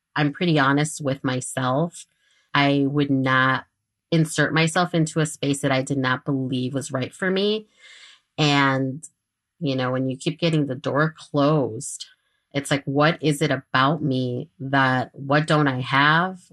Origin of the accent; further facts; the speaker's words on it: Chicago, Illinois, United States; I am from Chicago. I am a Chicago native